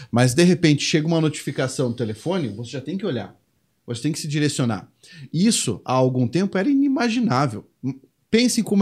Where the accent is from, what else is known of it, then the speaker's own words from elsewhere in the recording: Uberaba, Minas Gerais, Brazil; Uberaba também, lá de onde eu venho